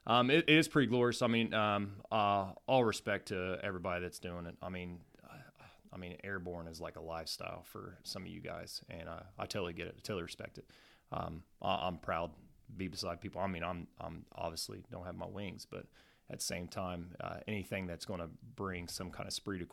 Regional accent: Wheelersburg, Ohio, United States; also born or lived in Portsmouth, Ohio; For starters, I'm originally from Portsmouth, Ohio.

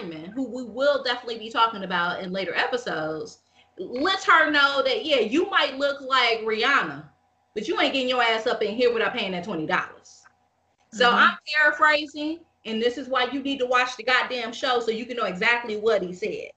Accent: Midwest, United States; We're from the Midwest

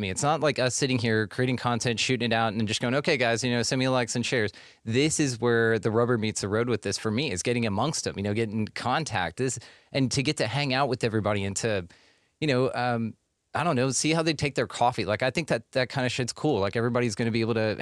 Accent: Texas, United States; we're from Texas. So it's 8 hours just to get out of our state

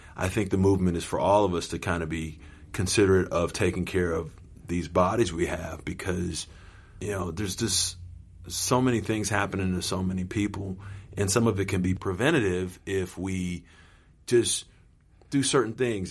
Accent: Los Angeles, California, United States; I had basically moved from uh, suburbia to here

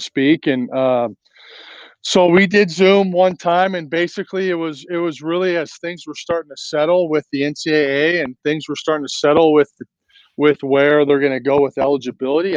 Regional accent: Lakewood, California, United States; now in Nevada, United States; I grew up in Lakewood

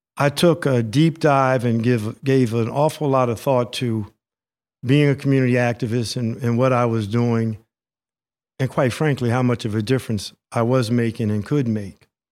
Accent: Princeton, New Jersey, United States; I was raised here in the Witherspoon-Jackson neighborhood on Birch Avenue

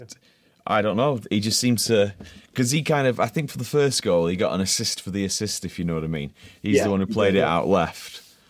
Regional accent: England, United Kingdom; being English

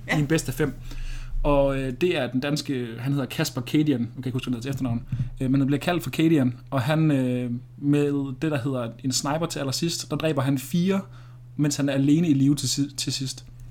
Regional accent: Denmark

